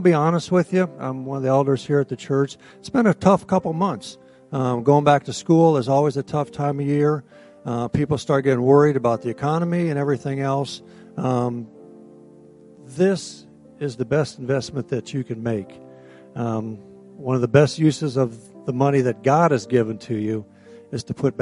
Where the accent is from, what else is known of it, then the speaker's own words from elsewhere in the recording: Ohio, United States; I'm from Ohio